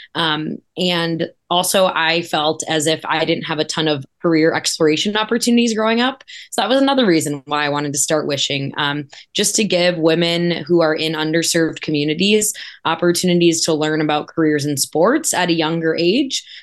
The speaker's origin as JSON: {"language": "English", "region": "Wisconsin", "country": "United States", "moved": "yes", "said": "I'm originally from Wisconsin, um, and grew up a big Badger, Packer, Cubs, everything fan"}